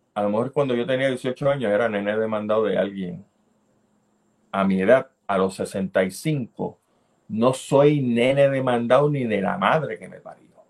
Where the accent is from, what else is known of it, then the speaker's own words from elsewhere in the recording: Puerto Rico; Soy un puertorriqueño que le importa su país